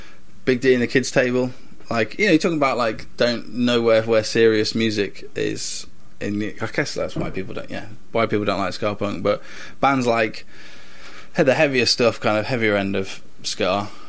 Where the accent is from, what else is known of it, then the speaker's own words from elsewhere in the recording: Stafford, West Midlands, United Kingdom; I'm from Stafford.